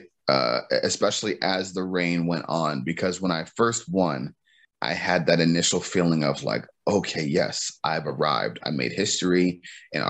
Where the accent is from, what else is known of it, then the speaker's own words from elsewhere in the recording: Cleveland, Ohio, United States; I'm from Cleveland, Ohio, man, so the weather is nothing new to me